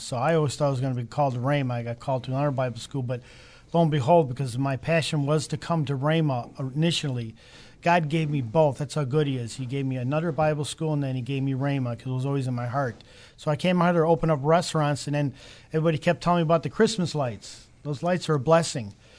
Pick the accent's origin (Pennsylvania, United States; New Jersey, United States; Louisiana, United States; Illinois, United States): Illinois, United States; Chicago; moved away as an adult; also born or lived in Calabria, Italy; now in Broken Arrow, United States; I grew up in Chicago.